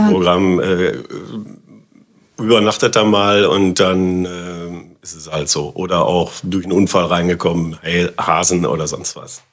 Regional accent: Germany; Auf der Wagenbrückenstraße

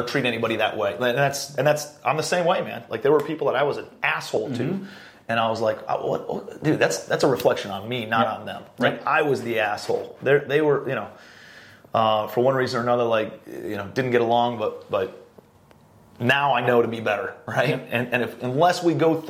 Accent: Cleveland, Ohio, United States; I'm a blue-collar kid from Cleveland, Ohio

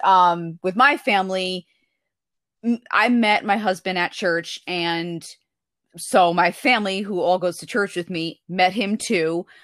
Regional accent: United States; I'm from the United States. I'm white

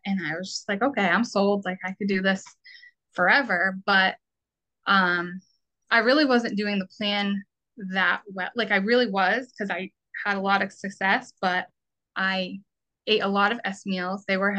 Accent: Vermont, United States; now in Massachusetts, United States; I'm originally from Vermont.

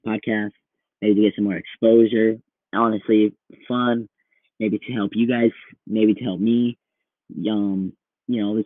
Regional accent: Iowa, United States; I'm from Iowa

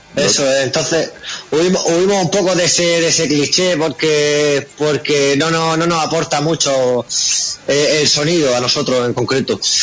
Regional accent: Region of Murcia, Spain; murcianos somos un poco redneck

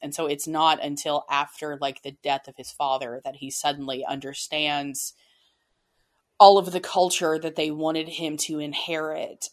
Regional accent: United States; I have spent my entire life in America. My family has been American for generations.

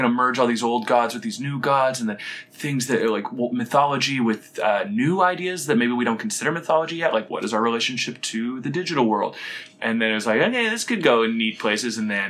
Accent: outside Vancouver, British Columbia, Canada; moved away as an adult; now in Halifax, Canada; I'm not from Halifax. I'm from outside Vancouver.

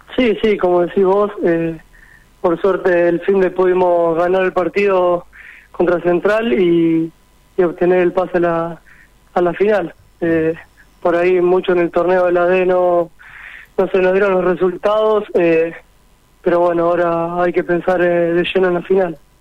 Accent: San Genaro, Santa Fe, Argentina; also born or lived in Rosario; primero estuve en San Genaro, que es el club donde yo nací

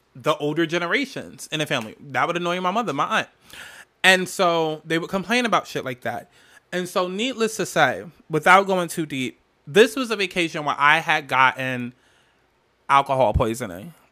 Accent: New Jersey, United States; I'm from Jersey, from Jersey.

